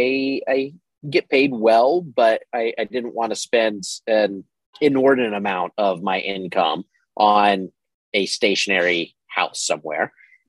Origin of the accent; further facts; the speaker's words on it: the South, United States; moved away as an adult; I grew up in the South and I hated the summers. I have not spent a summer in the South, despite having lived there for a long time, in almost 10 years.